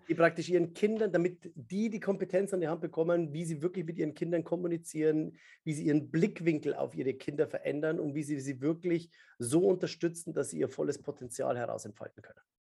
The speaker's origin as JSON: {"language": "German", "area": "Upper Palatinate", "region": "Bavaria", "country": "Germany", "tie": "born or raised there", "said": "ich bin in der Oberpfalz aufgewachsen"}